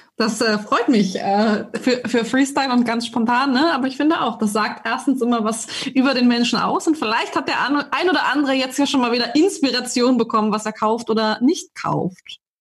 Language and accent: German; Germany; bei uns in Deutschland